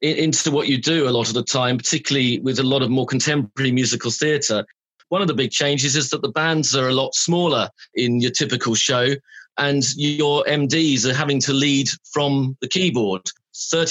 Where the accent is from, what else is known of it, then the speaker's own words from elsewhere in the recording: London, United Kingdom; accent: London; also born or lived in Sussex; Grew up in central London, in Earls Court, Kentish Town, a few other places